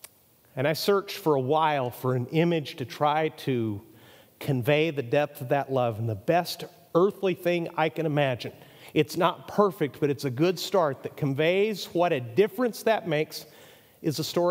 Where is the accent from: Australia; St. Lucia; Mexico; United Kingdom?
Mexico; Now, I grew up in Mexico. My younger son's a Mexican citizen, actually. He's a dual citizen, so I'm about as close to Mexico as a gringo can be.